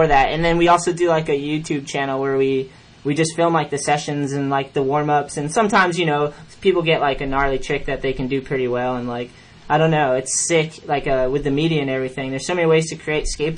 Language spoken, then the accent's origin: English; East Coast, United States; I grew up on the East Coast